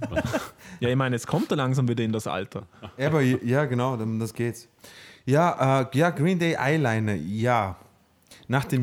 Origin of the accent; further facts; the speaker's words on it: Vorarlberg, Austria; wir kommen alle aus Vorarlberg